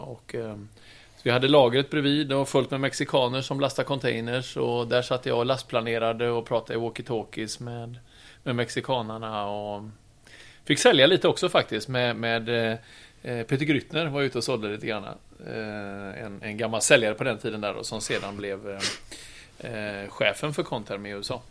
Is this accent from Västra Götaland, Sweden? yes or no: yes; Trollhättan, Västra Götaland, Sweden; moved away as an adult; also born or lived in Oslo, Norway / Gothenburg; jag kom ju från Trollhättan